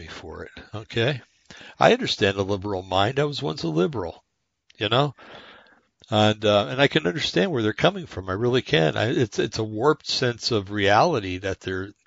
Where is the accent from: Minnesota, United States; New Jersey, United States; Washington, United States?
New Jersey, United States; moved away; I'm from New Jersey